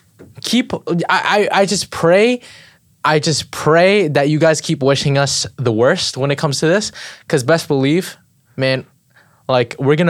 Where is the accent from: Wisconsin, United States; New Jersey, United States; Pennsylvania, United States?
Pennsylvania, United States; Philadelphia; I'm from South Philly.